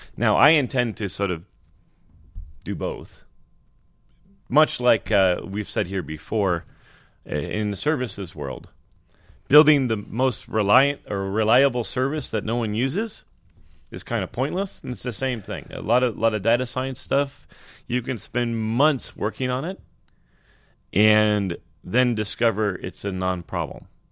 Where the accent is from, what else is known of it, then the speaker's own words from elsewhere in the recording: California, United States; in California, that, which is, that, that's my home state